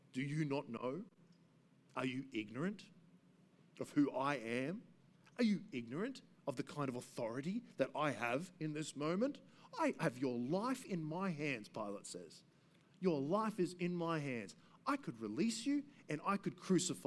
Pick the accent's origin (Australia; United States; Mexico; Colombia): Australia; Gympie, Queensland; also born or lived in Brisbane; now in Cornubia, Australia; I grew up in Gympie